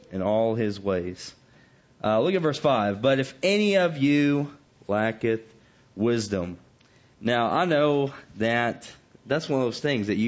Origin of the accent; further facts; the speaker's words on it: the South, United States; growing up in the South